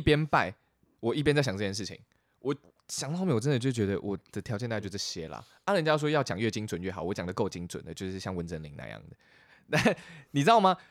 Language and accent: Chinese; Chiayi, Taiwan; 我出生在嘉义